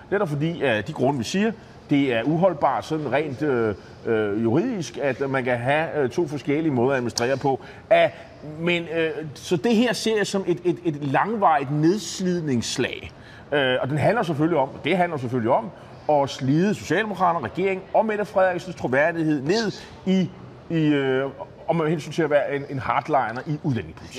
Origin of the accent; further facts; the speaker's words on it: Nexø, Capital Region of Denmark, Denmark; Næksø, det er min hjemby på Bornholm